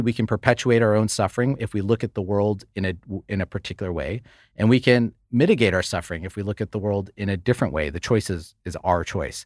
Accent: United States; we both grew up in the United States

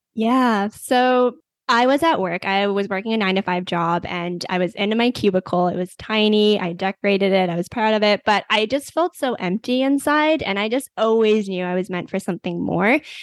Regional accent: Canada; I am from Canada

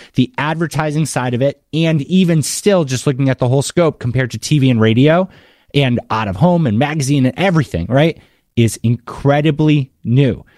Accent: Massachusetts, United States; moved away; I grew up in Massachusetts

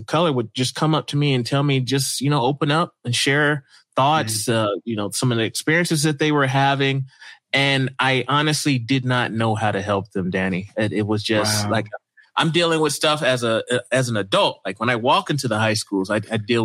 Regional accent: the South, United States; moved away as an adult; now in Idaho, United States; I grew up in the South

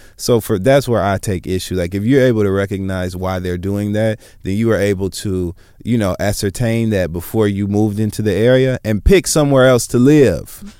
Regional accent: Michigan, United States; moved away; I'm from Michigan

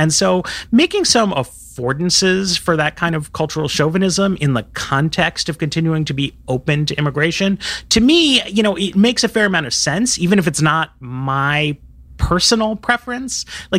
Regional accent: New York, United States; I grew up in New York, so I know it well and I love it

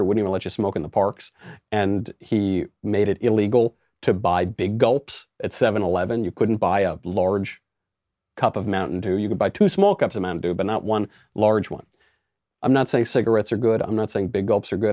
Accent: United States; I'm an American

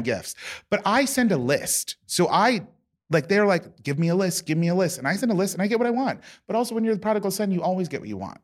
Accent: near Sacramento, California, United States; moved away; my hometown, almost my hometown

